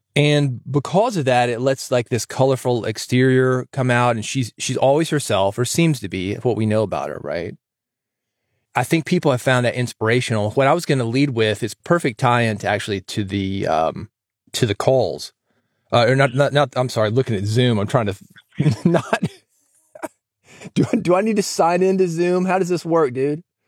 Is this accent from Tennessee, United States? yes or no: yes; Nashville, Tennessee, United States; as in native Tennessee, and I was born in Nashville.